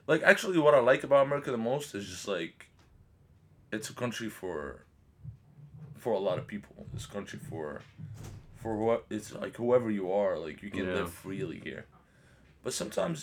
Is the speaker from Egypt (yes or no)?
yes; Egypt; moved away as an adult; now in Jersey City, United States; we grew up in Egypt, like we're new to this culture